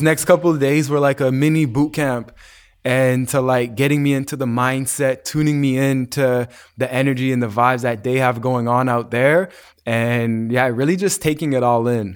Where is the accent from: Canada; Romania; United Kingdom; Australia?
Canada; Calgary, Alberta; my cousin that I grew up with in Calgary